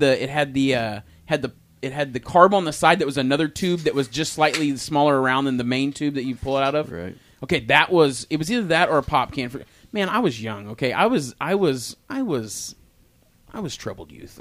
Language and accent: English; Tulsa, Oklahoma, United States; I grew up on the West Side